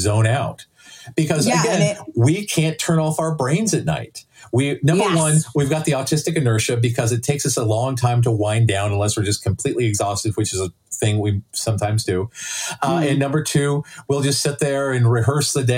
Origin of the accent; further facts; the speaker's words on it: Lexington, Kentucky, United States; I grew up in Lexington